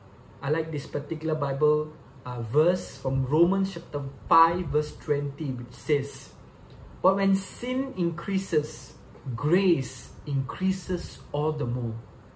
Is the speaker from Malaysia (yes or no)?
yes; Subang Jaya, Selangor, Malaysia; Once again, I'm from Subang Jaya, Malaysia.